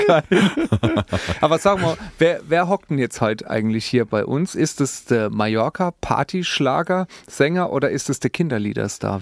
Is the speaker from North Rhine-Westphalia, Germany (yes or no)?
no; Speyer, Rhineland-Palatinate, Germany; in Speyer geboren. Ja, ne, zum Beispiel ich